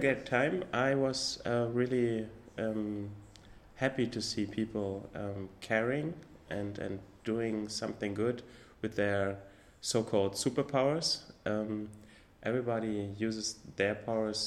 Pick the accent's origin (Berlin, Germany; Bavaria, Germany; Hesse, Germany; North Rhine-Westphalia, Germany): Berlin, Germany; also born or lived in north of Germany; since I'm 7 years old, I'm living in Berlin, so I feel like a real Berliner